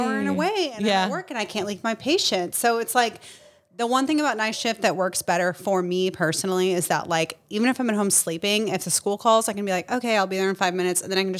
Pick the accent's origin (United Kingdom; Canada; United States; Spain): United States; Georgetown, Texas; moved away as an adult; also born or lived in Fort Campbell; now in Clarksville, United States; Originally, I am from Texas.